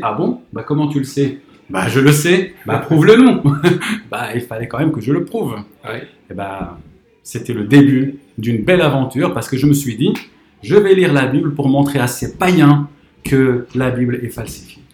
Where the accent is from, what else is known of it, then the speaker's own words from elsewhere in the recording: Morocco; moved away as an adult; now in France; j'ai grandi au Maroc